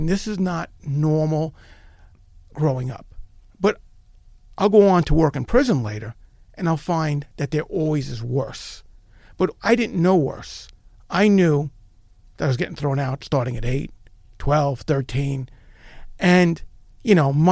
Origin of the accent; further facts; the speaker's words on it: New York, United States; I was born in East Harlem, New York.